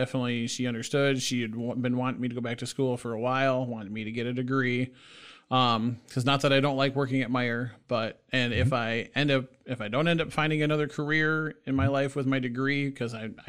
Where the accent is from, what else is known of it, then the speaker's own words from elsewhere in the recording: Battle Creek, Michigan, United States; now in Lansing, United States; So I'm originally from Battle Creek, Michigan. I moved up here to Lansing probably about 6 years ago.